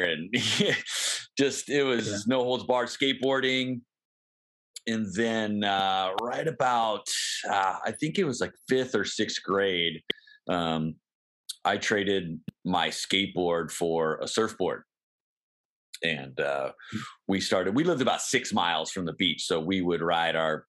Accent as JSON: {"language": "English", "town": "San Diego", "region": "California", "country": "United States", "tie": "born or raised there", "also_born_or_lived": "Des Moines, Iowa", "moved": "as an adult", "lives_now": "Arkansas, United States", "said": "I was born in Des Moines, Iowa, but we moved to San Diego when I was 2 months old. So I always say born and raised in San Diego"}